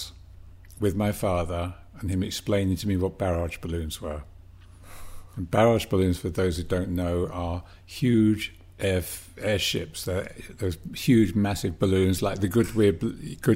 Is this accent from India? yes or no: no; England, United Kingdom; also born or lived in Birmingham; I was born and raised in England